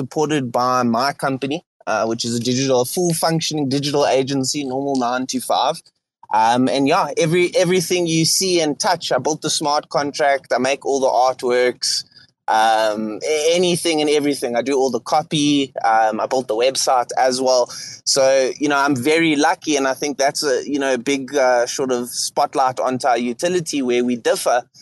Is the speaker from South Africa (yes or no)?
yes; Johannesburg, Gauteng, South Africa; accent: South African; I am from South Africa. I am from Johannesburg, City of Gold, the business capital of South Africa